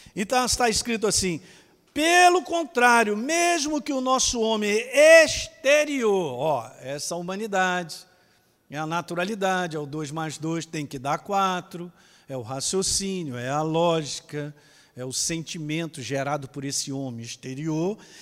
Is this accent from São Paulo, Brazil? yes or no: yes; Ribeirão Preto, São Paulo, Brazil; Eu sou de Ribeirão Preto, rapaz, eu sou daqui